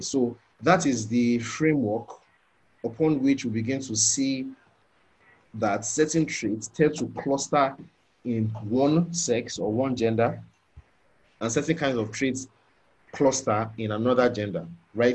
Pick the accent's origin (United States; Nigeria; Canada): Nigeria; growing up in the Nigerian um, Word of Faith contest context